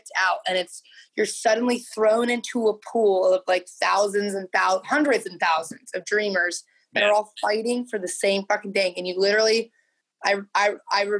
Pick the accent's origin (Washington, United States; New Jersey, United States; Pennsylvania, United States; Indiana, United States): Indiana, United States; now in Los Angeles, United States; I was from Indiana